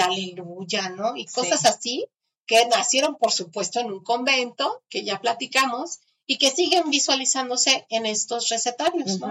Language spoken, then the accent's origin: Spanish; Mexico; nuestra tierra